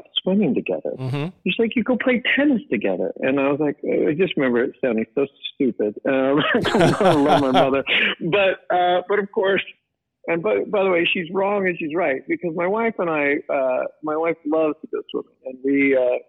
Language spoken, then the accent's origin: English; Modesto, California, United States; We grew up in Modesto.